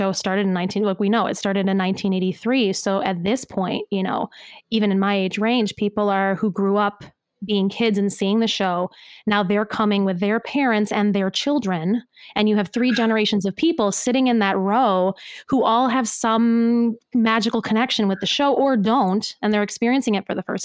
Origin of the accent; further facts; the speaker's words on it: Cleveland, Ohio, United States; I grew up in Cleveland, Ohio